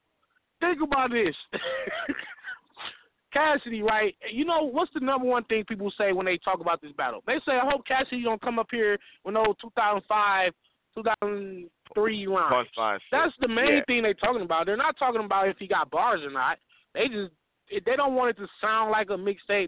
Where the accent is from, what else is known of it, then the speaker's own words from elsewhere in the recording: the West, United States; I'm from the West